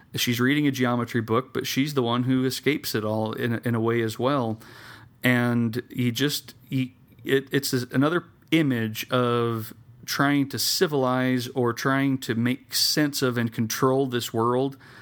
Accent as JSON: {"language": "English", "town": "Salem", "region": "Utah", "country": "United States", "tie": "born or raised there", "said": "here in my hometown"}